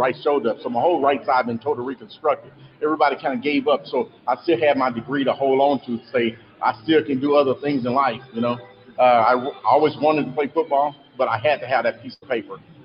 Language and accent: English; Dallas, Texas, United States; I'm from Dallas. Born and raised in Dallas